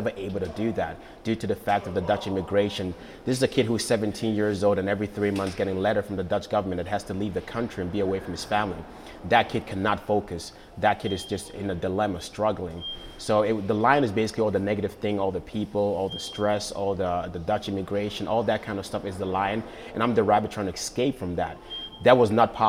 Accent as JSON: {"language": "English", "country": "Ghana", "tie": "born or raised there", "also_born_or_lived": "Netherlands / United States", "moved": "yes", "said": "Growing up in Ghana, I really remember when I was a little kid that we didn't have much"}